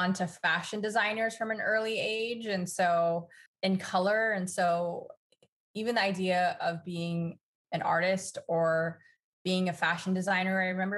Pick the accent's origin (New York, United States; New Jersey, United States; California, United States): California, United States; Los Angeles; we grew up in Los Angeles